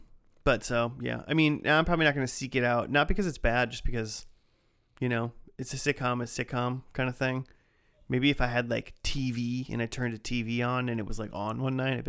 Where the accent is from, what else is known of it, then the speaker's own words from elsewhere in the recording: Midwest, United States; Being a Midwesterner myself.